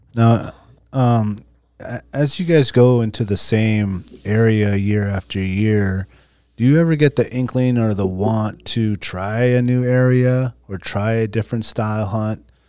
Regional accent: Alaska, United States; growing up in Alaska

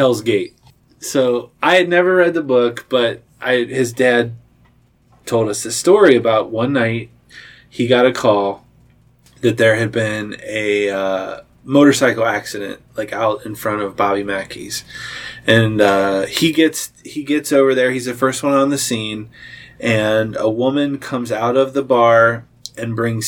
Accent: Cincinnati, Ohio, United States; I'm from the Cincinnati side, and I hadn't been on the Northern Kentucky side for very long

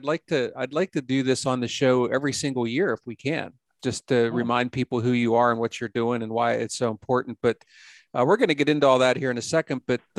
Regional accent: Pennsylvania, United States; also born or lived in Ohio; I love my home state of Pennsylvania

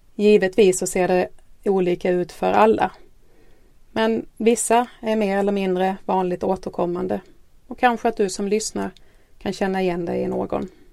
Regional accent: Skåne, Sweden; accent: Skåne dialect; bor i Skåne som ni säkert har hört på dialekten

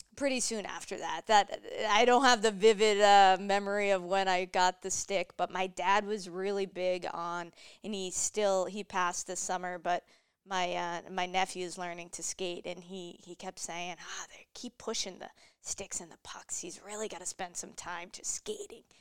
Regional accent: Mansfield, Massachusetts, United States; moved away as an adult; also born or lived in Boston; now in Minnesota, United States; I grew up in Mansfield.

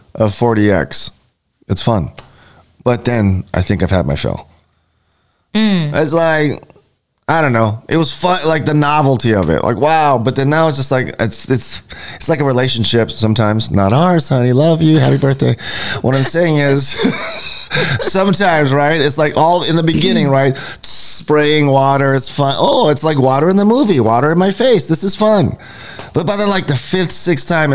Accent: Hawaii, United States; I am from Hawaii.

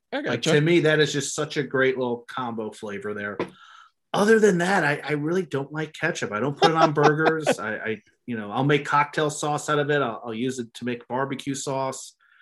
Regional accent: New Jersey, United States; moved away; I'm from New Jersey

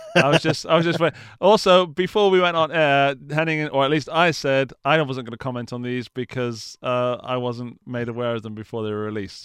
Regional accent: England, United Kingdom; I'm English

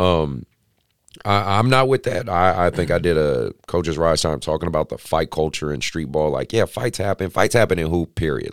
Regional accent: Oakland, California, United States; I grew up in Oakland

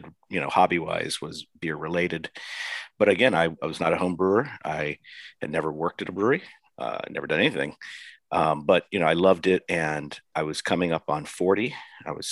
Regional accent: Virginia, United States; my home state of Virginia, which is outside of Washington, D.C.

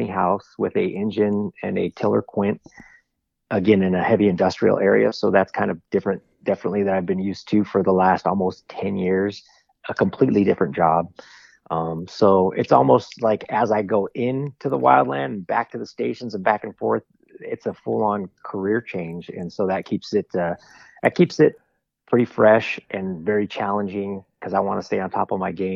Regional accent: Southern California, United States; growing up in Southern California

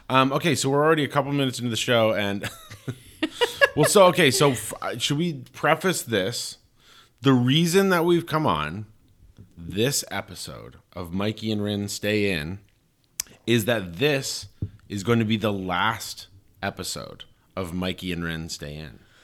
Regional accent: Colorado Springs, Colorado, United States; New Life Church in my hometown, you know, is the big, uh, like, Focus on the Family, New Life Church, the biggest evangelical Christian community in the world, in Colorado Springs

